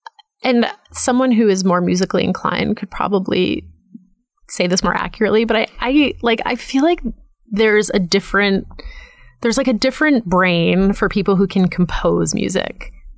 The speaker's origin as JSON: {"language": "English", "area": "outside of Boston", "region": "Massachusetts", "country": "United States", "tie": "born or raised there", "said": "I grew up outside of Boston, so we weren't like on top of people."}